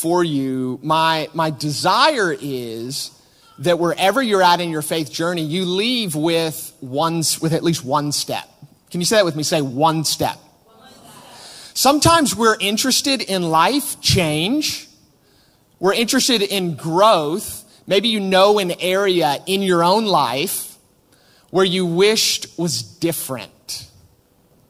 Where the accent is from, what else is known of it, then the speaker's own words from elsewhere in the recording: United States; now in Manchester, United Kingdom; we are from America.